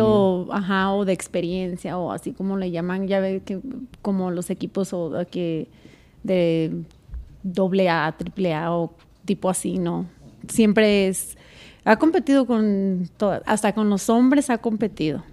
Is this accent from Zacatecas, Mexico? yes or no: yes; Zacatecas, Mexico; now in Colorado, United States; de donde yo vengo, que es de Zacatecas